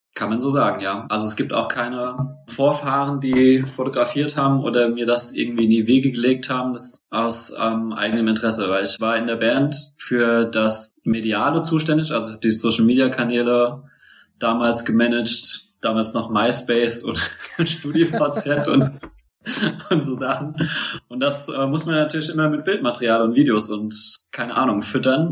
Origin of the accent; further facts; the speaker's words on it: Mainz, Rhineland-Palatinate, Germany; moved away as an adult; also born or lived in Bielefeld; Ich bin eigentlich Mainzer